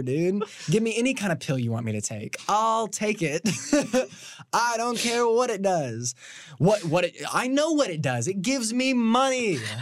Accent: Washington, Indiana, United States; moved away; I'm from Washington, Indiana

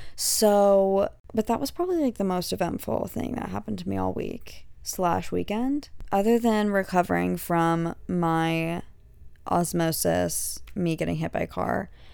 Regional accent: an hour from Galveston, Texas, United States; moved away; we were, like, an hour from, like, Galveston

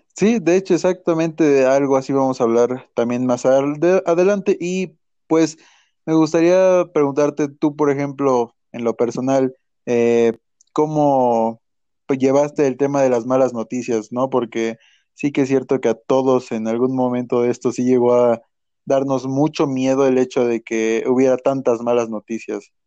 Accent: Mexico; como mexicanos

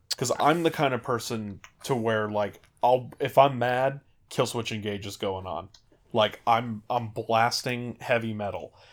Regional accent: California, United States; I grew up in California

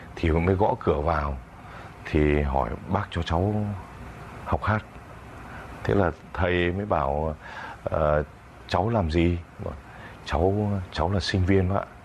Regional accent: outskirts of Hanoi, Vietnam; born or raised there

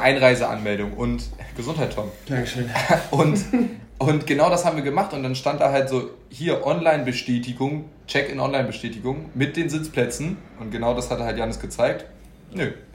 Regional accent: Hamburg, Germany; wir kommen ja auch alle aus Hamburg

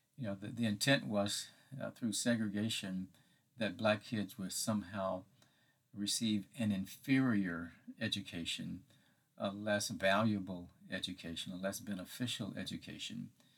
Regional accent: Hattiesburg, Mississippi, United States; my hometown of Hattiesburg, Mississippi.

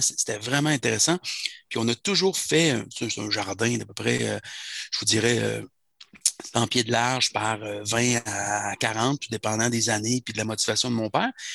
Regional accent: quartier Laurentien, Quebec, Canada; now in Tewkesbury, Canada; Là où j'ai grandi, dans le quartier Laurentien

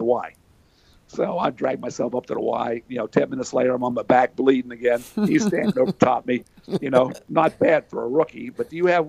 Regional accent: Hollidaysburg, Pennsylvania, United States; my hometown of Hollidaysburg, Pennsylvania

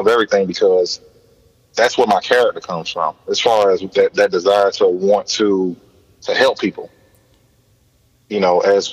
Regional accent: Miami, Florida, United States; I grew up in the Liberty City area as well

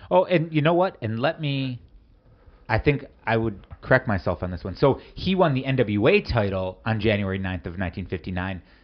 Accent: Wisconsin, United States; we're both from the Midwest

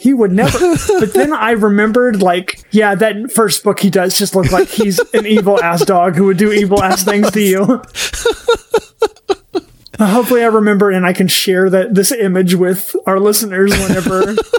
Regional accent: Oklahoma, United States; I grew up in Oklahoma.

